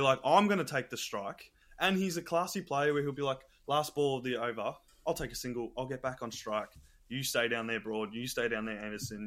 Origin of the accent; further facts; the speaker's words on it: Australia; I'm just being an Aussie, a typical Aussie